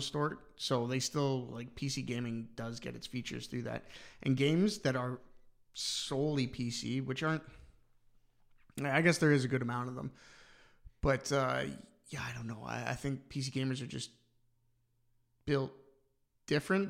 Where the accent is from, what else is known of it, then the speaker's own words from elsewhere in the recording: London, Ontario, Canada; now in Ireland; where I'm from, London, Ontario